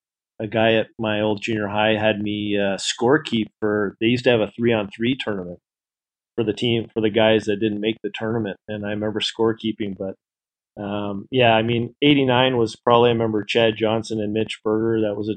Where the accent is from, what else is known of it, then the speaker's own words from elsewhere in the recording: Canada; I'm a Canadian guy, so I support Old Dutch.